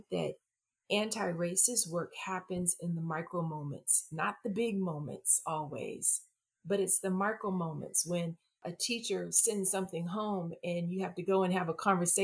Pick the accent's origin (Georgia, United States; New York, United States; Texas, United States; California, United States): Texas, United States; I'm from Texas.